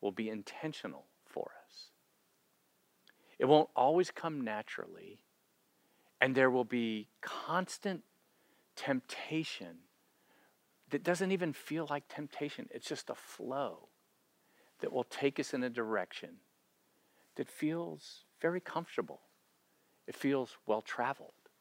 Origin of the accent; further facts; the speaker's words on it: Florida, United States; growing up in Florida